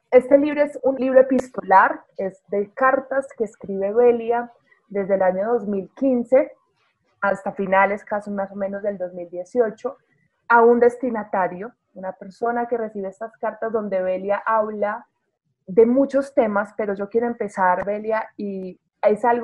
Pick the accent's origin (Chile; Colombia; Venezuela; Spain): Colombia; Rionegro, Antioquia; born there; a los que vivimos en Bogotá, a los que nacimos en Río Negro